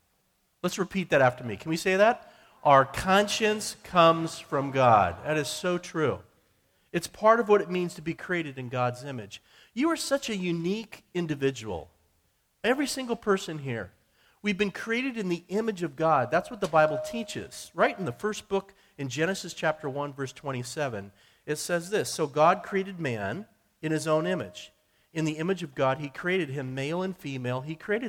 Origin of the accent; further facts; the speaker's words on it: Billings, Montana, United States; moved away; I'm from Montana, Billings, Montana, originally